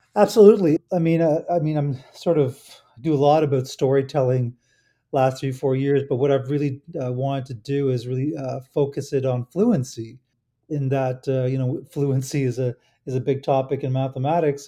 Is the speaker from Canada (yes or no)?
yes; Toronto, Ontario, Canada; in Toronto, my hometown